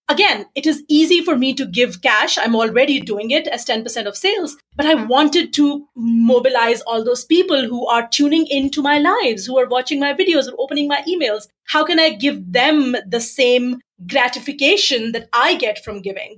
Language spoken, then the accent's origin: English; Pakistan; I was born in Pakistan